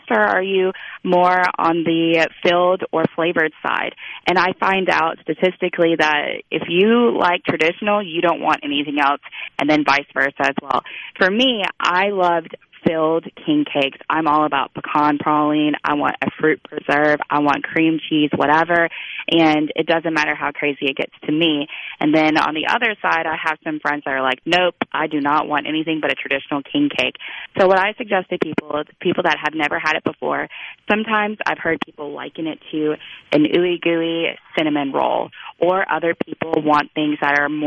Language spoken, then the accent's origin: English; Biloxi, Mississippi, United States; now in New Orleans, United States; I grew up having so much king cake in my life on the Gulf Coast